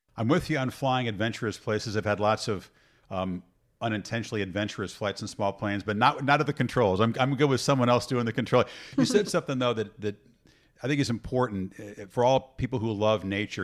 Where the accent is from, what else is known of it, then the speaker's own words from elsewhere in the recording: Illinois, United States; I grew up in Illinois